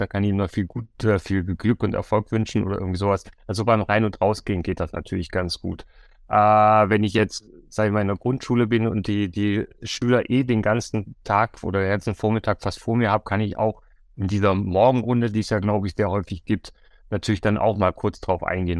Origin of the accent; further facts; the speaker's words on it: Bavaria, Germany; ich komme ja aus Bayern